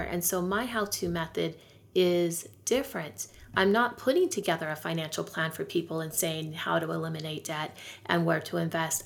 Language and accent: English; California, United States; I lived near the poverty line where I grew up in California